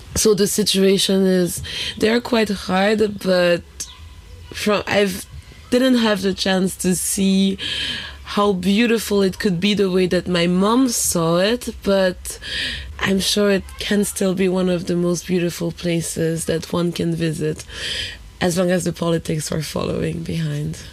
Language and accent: English; Haiti; also born or lived in France; now in Berlin, Germany; we grew up together in Haiti